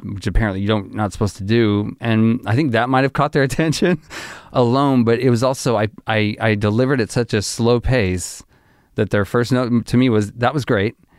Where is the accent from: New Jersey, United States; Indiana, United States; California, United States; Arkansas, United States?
Arkansas, United States; I grew up in Arkansas.